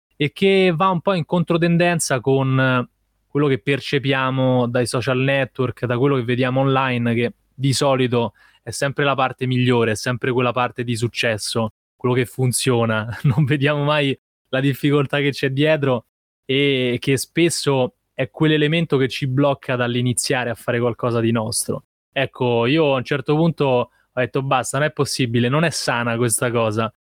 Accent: Rome, Lazio, Italy; ho 26 anni e sono nato a Roma

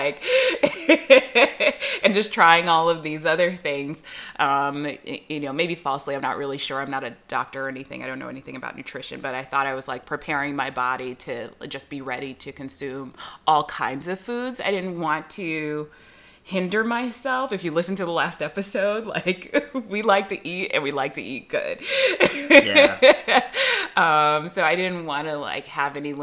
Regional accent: Southern California, United States; where I grew up, regionally, Southern California

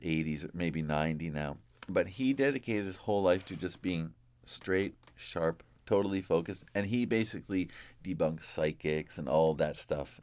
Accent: Ontario, Canada; in my hometown

